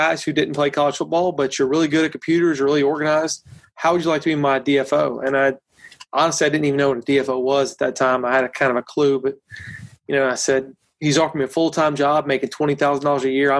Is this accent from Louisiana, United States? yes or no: yes; South Louisiana, United States; I grew up in South Louisiana